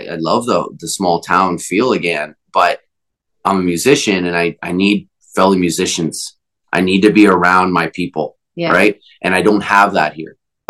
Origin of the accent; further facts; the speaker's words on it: Walkerton, Ontario, Canada; I had just moved back in 2019 back to my hometown of Walkerton